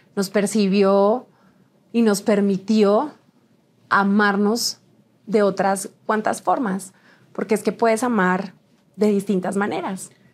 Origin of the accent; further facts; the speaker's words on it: Huila, Colombia; fui señorita Huila 2010. en mi país.